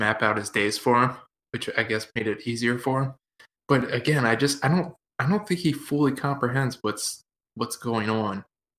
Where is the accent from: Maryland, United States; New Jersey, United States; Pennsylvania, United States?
Pennsylvania, United States; Growing up near Gettysburg